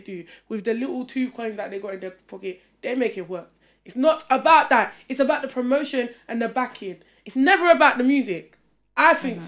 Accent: Essex, East of England, United Kingdom; I grew up in Essex

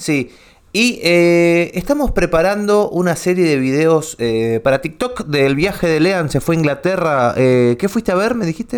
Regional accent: Ramos Mejía, Buenos Aires Province, Argentina; toda mi infancia la vivía en Ramos Mejía

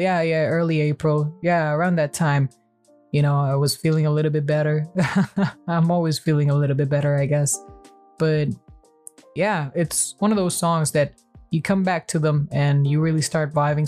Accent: Mexico; my home country

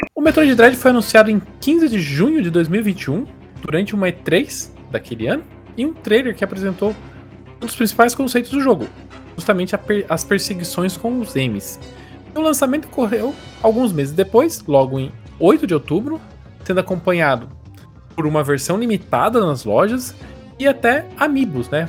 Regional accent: Brazil; a gente é brasileiro

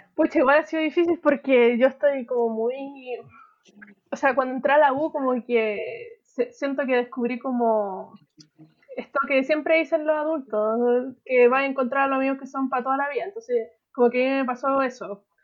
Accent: Santiago, Santiago Metropolitan, Chile; soy de Santiago

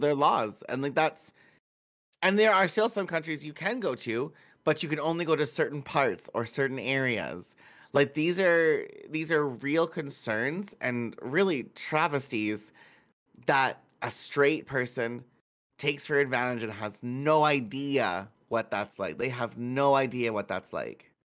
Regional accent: Manitoba, Canada; I'm from Manitoba, which is a, a shitty small little province

